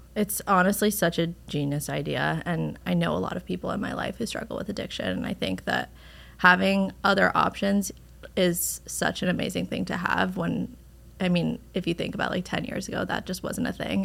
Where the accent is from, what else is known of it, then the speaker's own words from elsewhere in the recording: Westchester, New York, United States; I'm from Westchester